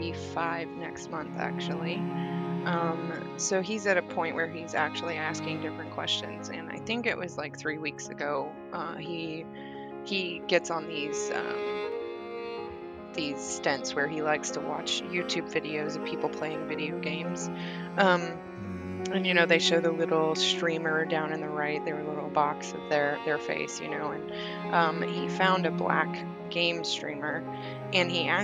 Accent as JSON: {"language": "English", "region": "the South", "country": "United States", "tie": "born or raised there", "said": "I grew up in the South."}